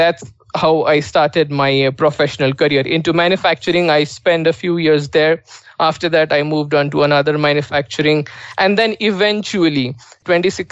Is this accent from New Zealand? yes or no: no; Nashik, Maharashtra, India; I was born and brought up in India and in a beautiful city called as Nasik